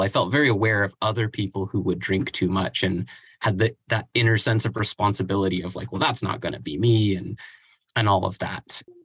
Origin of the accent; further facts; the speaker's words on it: Vancouver Island, British Columbia, Canada; I grew up on Vancouver Island and moved to Vancouver, the same name, different places, not too far from each other